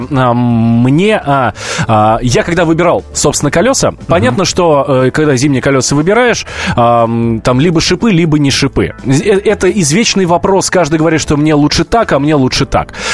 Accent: Krasnodar, Krasnodar Krai, Russia; now in Belgorod, Russia; я сам нахожусь сейчас в Белгороде, а так мы из Краснодара, да. В Краснодарском крае вообще многие не меняют на зимнюю резину

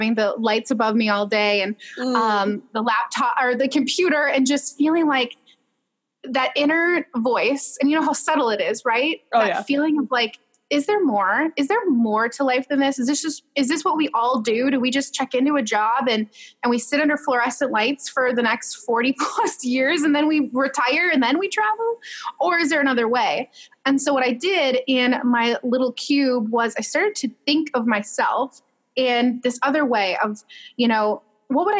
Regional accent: Minnesota, United States; I'm just a girl from Minnesota

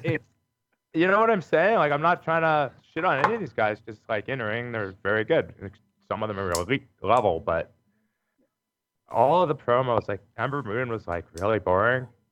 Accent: Calgary, Alberta, Canada; I'm from Calgary

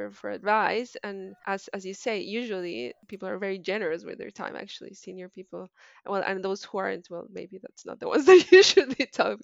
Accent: Colombia; English is a second language; moved away as an adult; also born or lived in France; now in Melbourne, Australia; I did my PhD in France, and I'm from Colombia, so I moved around a bit

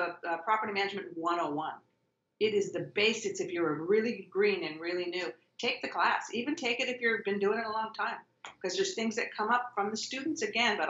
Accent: Marin County, California, United States; I'm born and raised in Marin County

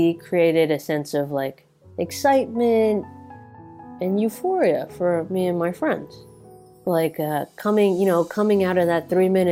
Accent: New Territories, Hong Kong; I grew up in the New Territories, so like the suburbs of India. The suburbs of Hong Kong

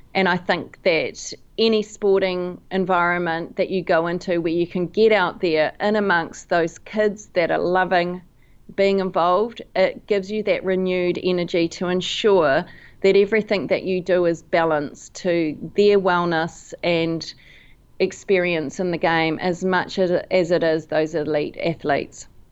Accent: New Zealand; also born or lived in London

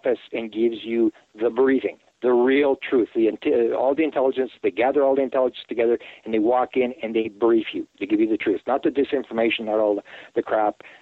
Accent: Canada; I'm a Canadian.

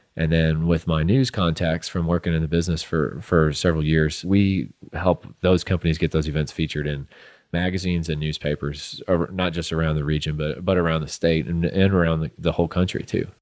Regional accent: St. Louis, Missouri, United States; moved away as an adult; also born or lived in Southern Illinois; now in Midland, United States; I'm from Saint Louis, Missouri originally

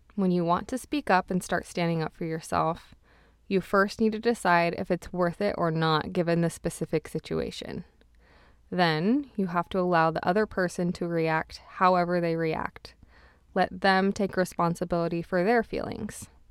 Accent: Utah, United States; now in Montreal, Canada; I was from Utah

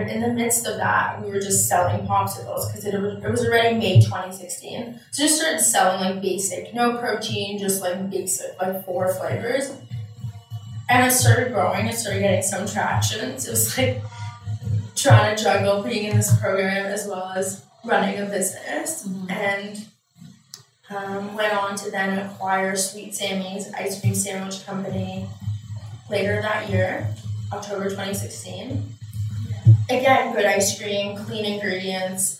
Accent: Toronto, Ontario, Canada; I grew up right here in Toronto

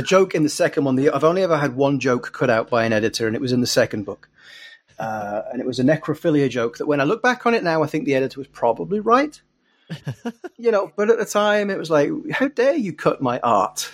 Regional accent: England, United Kingdom; moved away as an adult; also born or lived in Glasgow; I'd written three very serious books set where I grew up in England

